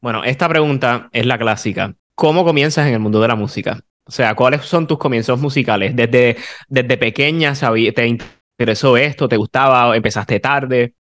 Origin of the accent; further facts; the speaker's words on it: San Juan, Puerto Rico; vengo de la Libre, de la Escuela Libre de Música de San Juan